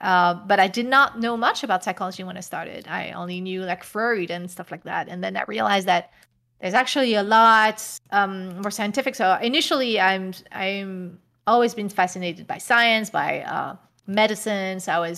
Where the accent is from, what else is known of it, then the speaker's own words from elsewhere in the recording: France; English is a second language; The reason why is because I grew up in France, and France higher education is free.